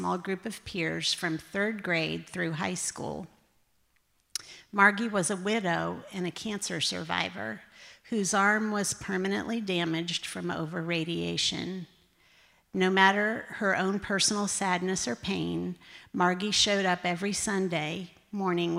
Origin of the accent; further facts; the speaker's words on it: Clarks Summit, Pennsylvania, United States; moved away; I grew up in Clark Summit, Pennsylvania, a little town about 20 minutes outside of Scranton